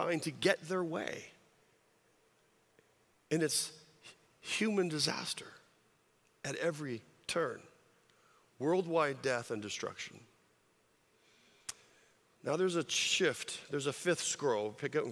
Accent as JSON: {"language": "English", "region": "California", "country": "United States", "tie": "born or raised there", "moved": "yes", "said": "I grew up in California"}